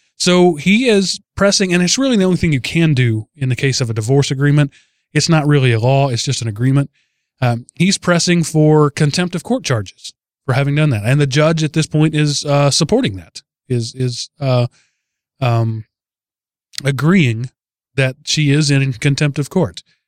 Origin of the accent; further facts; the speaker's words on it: Texas, United States; I'm from Texas